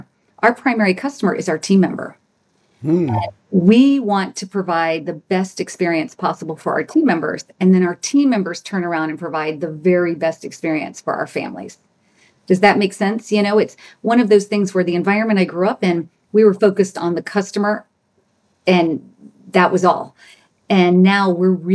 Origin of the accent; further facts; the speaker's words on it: Louisiana, United States; I grew up in Louisiana. I was born in Louisiana.